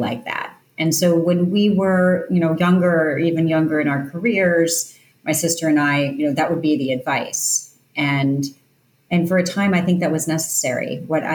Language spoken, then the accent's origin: English; outside of New York City, United States; I grew up outside of New York City